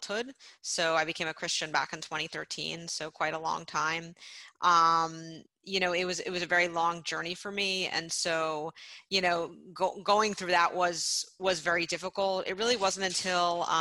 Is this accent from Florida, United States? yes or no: yes; Miami, Florida, United States; being a Jewish girl growing up in Miami